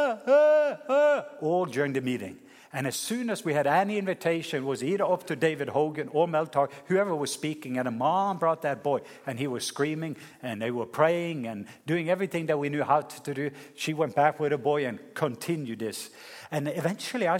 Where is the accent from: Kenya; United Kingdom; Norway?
Norway; moved away; my home country, Norway